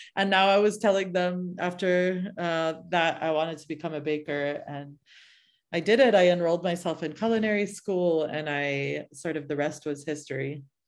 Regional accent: suburb outside of Boston, New England, Massachusetts, United States; moved away as an adult; also born or lived in Oakland, California / San Francisco, California; now in California, United States; my parents sort of settled in a very little suburb outside of, uh, Boston. And I grew up in New England and lived that kind of suburban New England life

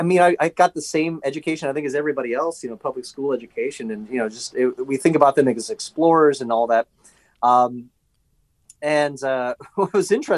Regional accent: Davenport, Iowa, United States; moved away as an adult; also born or lived in Philadelphia area; now in Philadelphia, United States; I grew up on the Mississippi River in the Quad Cities, Davenport, Iowa, Rock Island, Moline, Illinois.

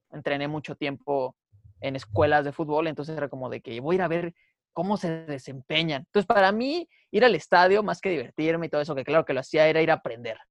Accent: Mexico; Como mexicanos

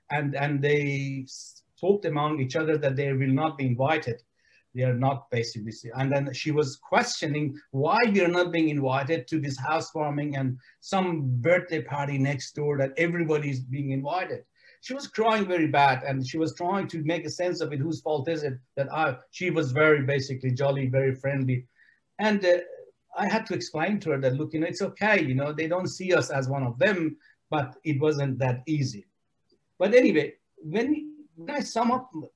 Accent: Iran; now in Australia; I came to Australia from Iran, and Iran was a country where I was treated as an outcast

